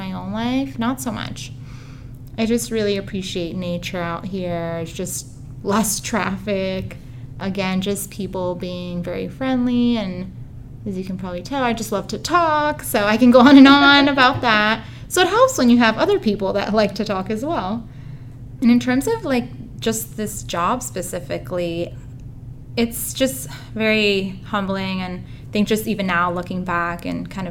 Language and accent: English; Southern California, United States; moved away as an adult; now in Oregon, United States; I'm actually originally from Southern California. So Oregon is somewhat new to me